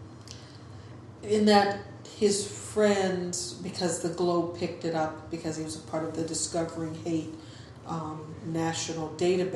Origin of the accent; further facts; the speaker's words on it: Virginia, United States; moved away; growing up in Virginia